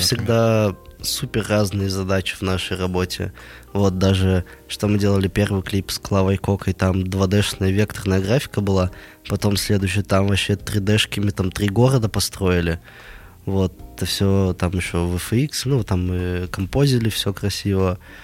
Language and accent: Russian; Nizhny Tagil, Sverdlovsk Oblast, Russia; я сам из Нижнего Тагила. Вот э, такой производственный заводской город – где люди к 40 годам спиваются, идут на УВЗ с утра, приходят домой, пьют пиво и ложатся спать. Вот. Э, в таком городе я прожил 19 лет